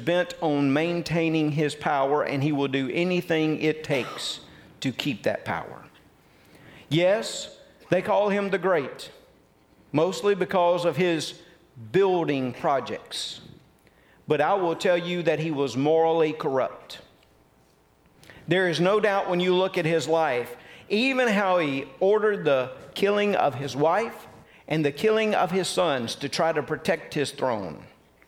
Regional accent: Tupelo, Mississippi, United States; I was born in Tupelo, Mississippi

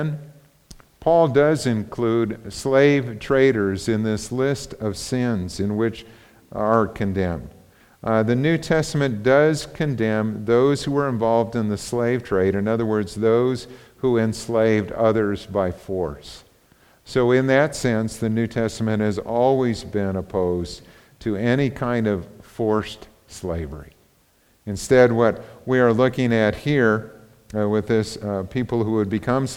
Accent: United States; we grew up in the United States

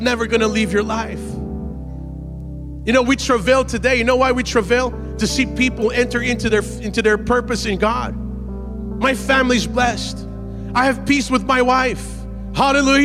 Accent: Massachusetts, United States; also born or lived in Brazil; I grew up in Massachusetts. We don't wear cowboy boots

